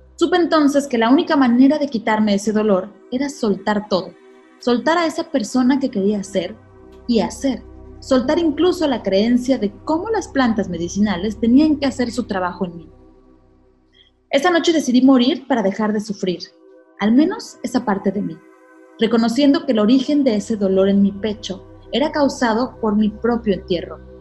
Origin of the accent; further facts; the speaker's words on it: Mexico; nosotros mexicanos